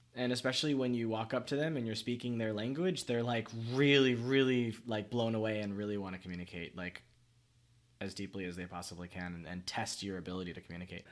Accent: Miami, Florida, United States; also born or lived in Pembroke Pines / Vietnam; I moved from Miami to Pembroke Pines. It's not very far. It's like 30 minutes by car. But I was like 12 when it happened.

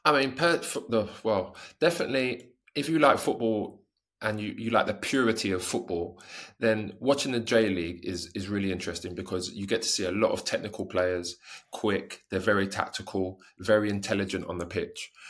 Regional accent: England, United Kingdom; moved away as an adult; also born or lived in Italy / Japan; I'm from England

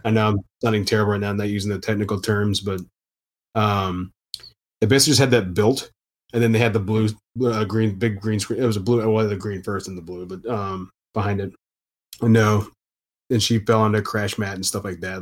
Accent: Houston, Texas, United States; moved away as an adult; also born or lived in Austin, Texas / Louisiana; now in New Orleans, United States; I'm from Houston originally

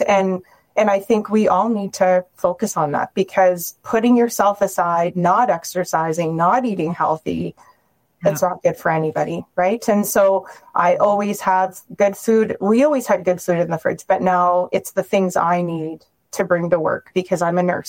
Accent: Ontario, Canada; now in Calgary, Canada; I'm from Ontario originally

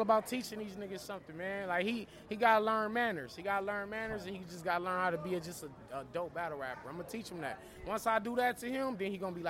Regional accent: California, United States; I'm from Cali, bro.

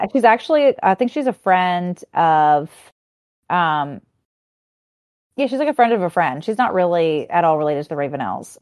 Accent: Cajun, Louisiana, United States; I'm Cajun girl

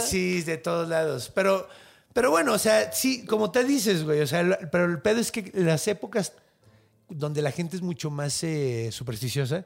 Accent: Mexico; accent: Mexican Spanish

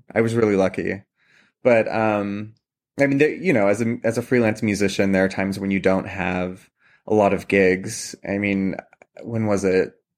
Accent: Columbia Valley, Washington, United States; moved away as an adult; also born or lived in New York City; now in Pittsburgh, United States; I mentioned I'm from Washington State originally, and I grew up in the Columbia Valley, which is a big wine region.

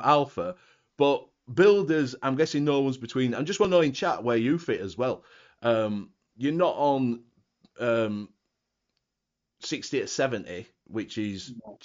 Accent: Yorkshire and the Humber, United Kingdom; I'm a Yorkshireman

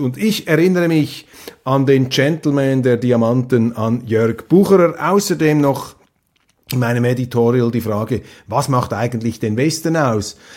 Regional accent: Switzerland; als Schweizer, als neutraler Schweizer

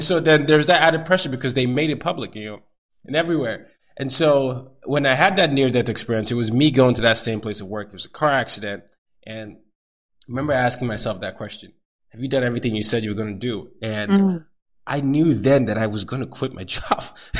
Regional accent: Nigeria; moved away as an adult; now in New York City, United States; Like you have a job in America, so that's a good thing considered as a Nigerian here.

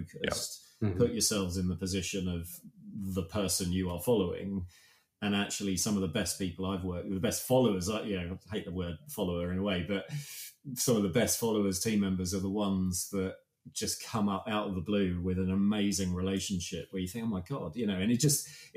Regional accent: United Kingdom; we're so British

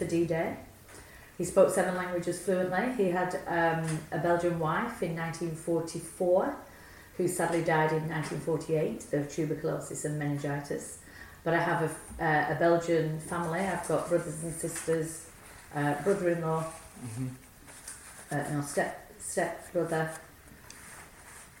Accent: Nelson, North West England, United Kingdom; also born or lived in Burnley; I was born in Burnley, but I lived in Nelson

